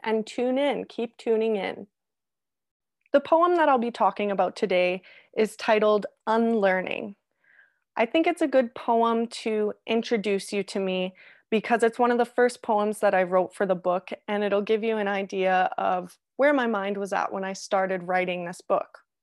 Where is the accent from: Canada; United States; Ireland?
Canada; also born or lived in Australia; as every Canadian does when they wanna travel